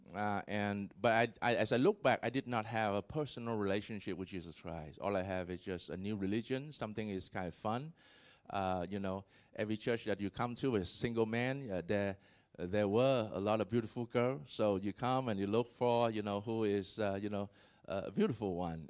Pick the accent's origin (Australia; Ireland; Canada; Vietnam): Vietnam; I was born in Vietnam